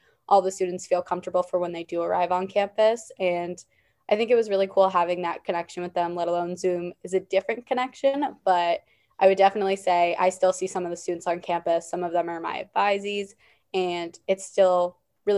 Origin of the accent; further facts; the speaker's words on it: Worcester, Massachusetts, United States; I'm from Worcester, Massachusetts, only about an hour from school.